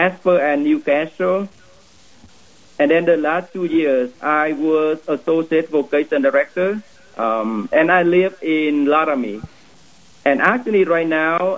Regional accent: Vietnam; moved away as an adult; now in Wyoming, United States; Originally, I am from Vietnam. I came to Wyoming in 2008 in order to become a seminarian

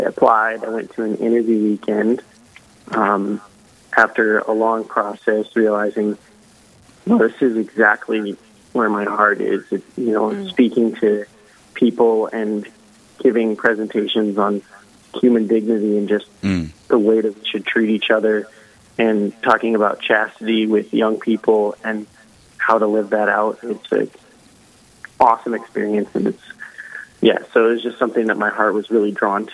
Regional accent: Sioux Falls, South Dakota, United States; I was born and raised in Sioux Falls, South Dakota. So homebred here.

